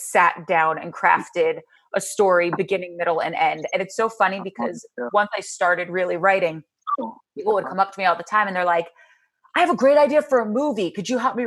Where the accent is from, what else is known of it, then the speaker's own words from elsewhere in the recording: New Jersey, United States; so I grew up, like I said, in Jersey, and I grew up 19 miles outside of New York City